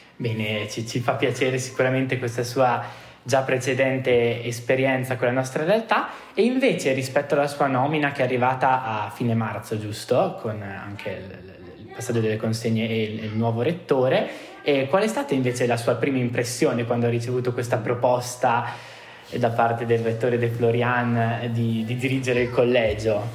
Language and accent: Italian; Trentino-Alto Adige, Italy; vengo dal Trentino